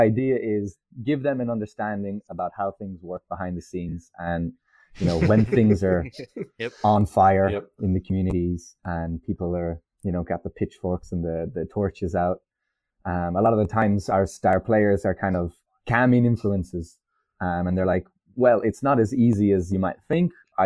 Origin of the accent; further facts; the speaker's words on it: Ireland; also born or lived in France; I'm Irish